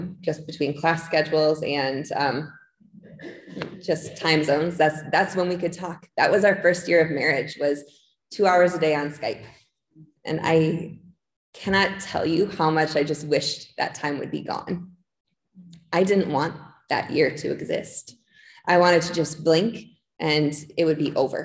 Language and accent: English; La Crosse, Wisconsin, United States; I am from La Crosse, Wisconsin